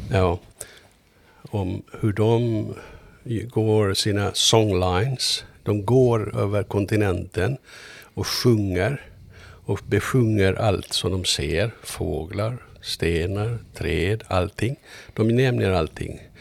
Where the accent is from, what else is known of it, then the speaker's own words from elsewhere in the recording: Mariehamn, Åland Islands; also born or lived in Kumlinge; now in Stockholm, Sweden; Ja, jag är född i Mariehamn. Jag är född, ja. född i så här kvarteret, en bit härifrån. Jag växte upp här.